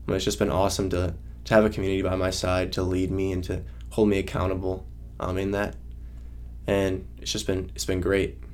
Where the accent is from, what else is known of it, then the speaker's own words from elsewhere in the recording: Northeast Wisconsin, United States; moved away as an adult; I'm from Wisconsin, Northeast Wisconsin, uh, and I grew up in a in a loving home